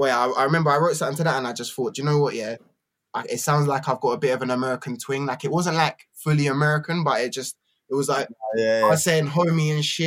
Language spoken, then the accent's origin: English; Camden, London, United Kingdom; born there; also born or lived in Battersea / Brighton; I was born in Camden, and then my family kind of went like this, and some of us went to Battersea.